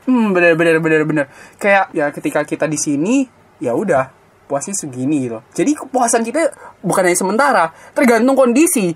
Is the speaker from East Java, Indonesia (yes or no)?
yes; Blitar, East Java, Indonesia; Gue dari SD sampai SMA gue ngerasa kesantuyan orang Blitar